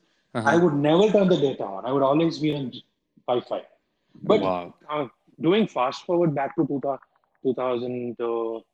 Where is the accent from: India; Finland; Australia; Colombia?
India; Bangalore, Karnataka; I'm coming from Bangalore